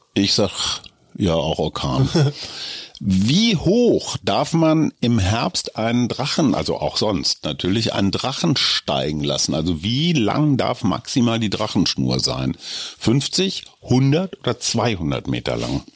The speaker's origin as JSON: {"language": "German", "town": "Münster", "region": "North Rhine-Westphalia", "country": "Germany", "tie": "born or raised there", "moved": "yes", "said": "wir hatten damals im katholischen Münster"}